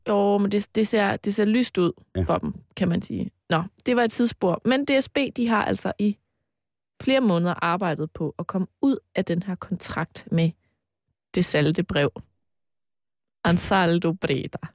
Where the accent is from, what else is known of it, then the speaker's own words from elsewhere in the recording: Mols, Central Denmark Region, Denmark; da jeg var barn og boede på Mols